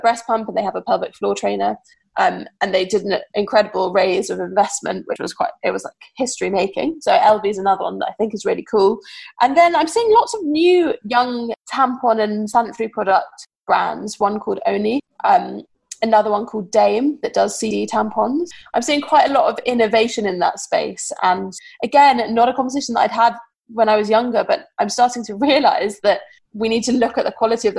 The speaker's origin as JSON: {"language": "English", "country": "United Kingdom", "said": "we're British"}